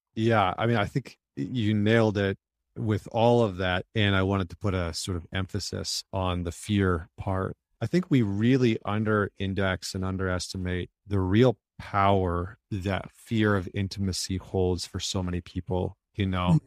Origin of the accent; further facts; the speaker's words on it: Northern Alberta, Canada; I grew up in Northern Alberta, in Canada